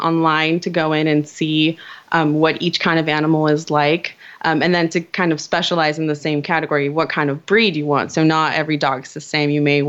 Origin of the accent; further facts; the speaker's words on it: Virginia, United States; now in California, United States; I'm from Virginia.